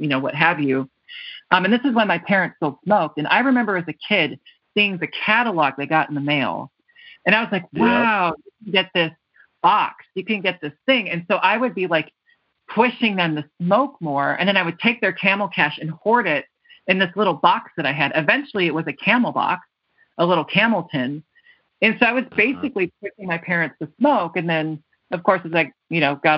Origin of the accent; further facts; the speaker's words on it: Wisconsin, United States; I grew up in Wisconsin